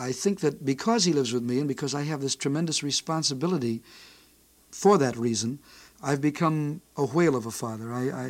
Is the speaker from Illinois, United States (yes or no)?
yes; Chicago, Illinois, United States; back in Chicago, my hometown.